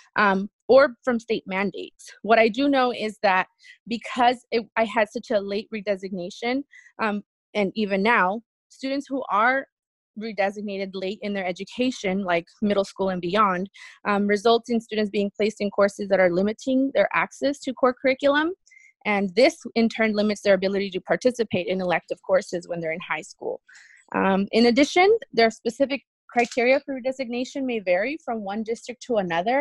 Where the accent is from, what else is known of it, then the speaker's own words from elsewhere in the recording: California, United States; first language Spanish; English is a second language; also born or lived in Jalisco, Mexico; I was born in Jalisco, Mexico. My family came to California when I was about 7 years old